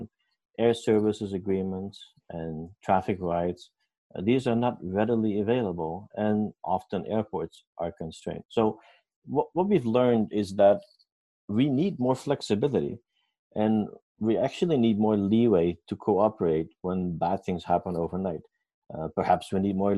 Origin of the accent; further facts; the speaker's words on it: Curaçao; moved away; I was born in Curaçao, the Netherlands Antilles.